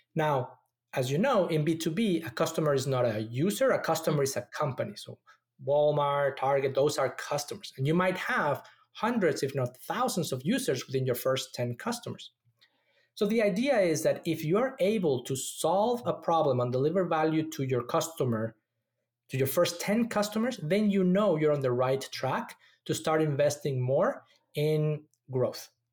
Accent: Mexico City, Mexico; moved away as an adult; also born or lived in Austin, Texas; now in Silicon Valley, United States; I was born and raised in Mexico City

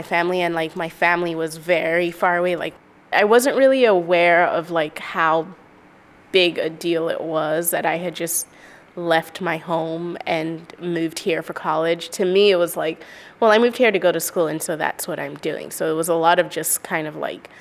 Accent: Nigeria; moved away as an adult; also born or lived in Berlin, Germany; now in Brooklyn, United States; I was born in Berlin, grew up in Nigeria, and I now live in Brooklyn, New York.

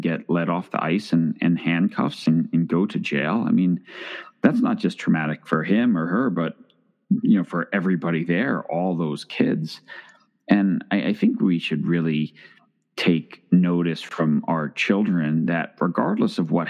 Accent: Long Island, New York, United States; I grew up in New York

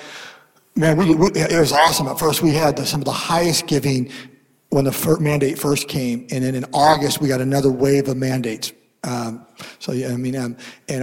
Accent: Seattle, Washington, United States; I'm from Washington State, Seattle.

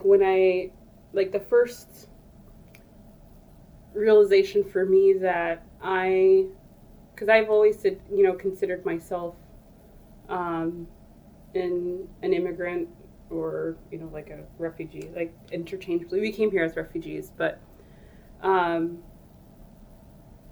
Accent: United States; also born or lived in Ethiopia / Alaska; I came to the U.S. when I was very young. I was like 3 or 4.

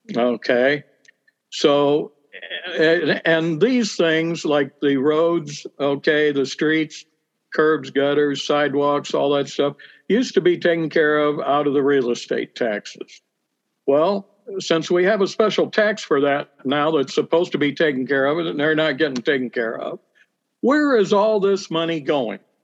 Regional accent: Bloomington, Illinois, United States; I am uh, born and raised in Bloomington Normal. Uh, spent my uh, my whole life here

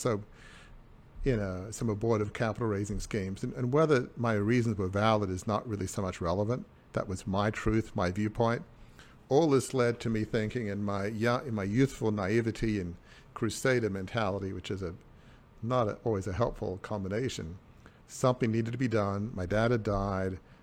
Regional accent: Sydney, New South Wales, Australia; I grew up in a hundred and fifty-year-old, uh, family media dynasty in Sydney

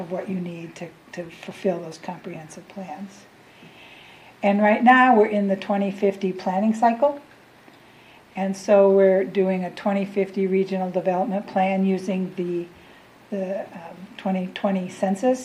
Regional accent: Saint Paul, Minnesota, United States; I was born and raised in St. Paul, had the opportunity to graduate from Highland Park Public High School

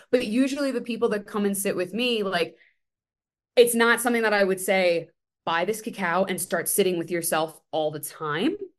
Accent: New York City, New York, United States; I'm from Staten Island.

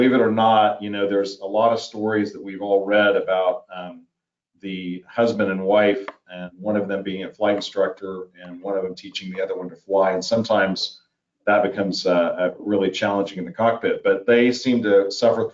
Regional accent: Wichita, Kansas, United States; growing up in Wichita

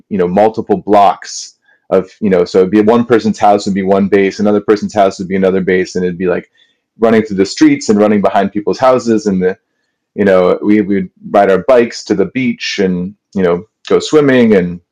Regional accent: Kenilworth, Illinois, United States; I grew up in this town called Kenilworth

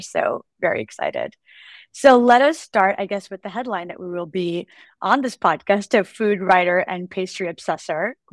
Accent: United States; So they came here from India. I'm Indian American. And I popped out a year later

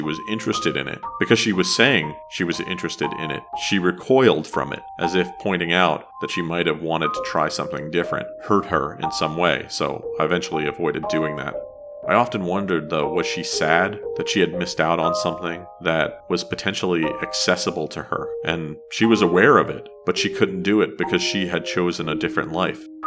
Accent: New Jersey, United States; growing up in New Jersey

